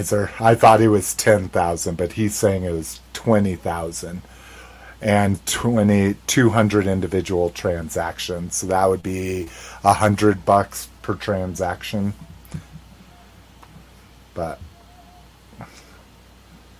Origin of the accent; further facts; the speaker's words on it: United States; I'm an American